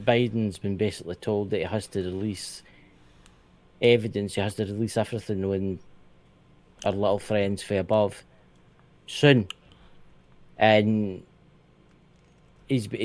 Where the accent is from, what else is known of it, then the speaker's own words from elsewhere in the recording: Scotland, United Kingdom; I'm British citizen for the UK. I'm for Scotland, obviously